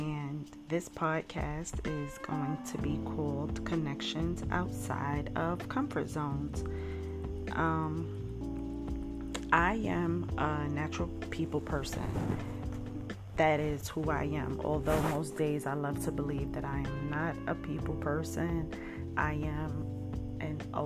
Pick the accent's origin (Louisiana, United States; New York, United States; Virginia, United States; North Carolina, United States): New York, United States; New York City; I grew up in Brooklyn, New York